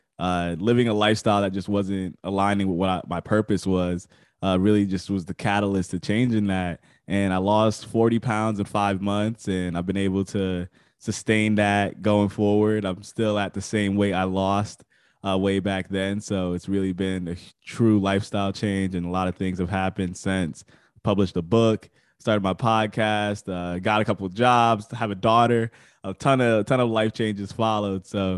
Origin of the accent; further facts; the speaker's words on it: Connecticut, United States; I'm from Connecticut, East Coast.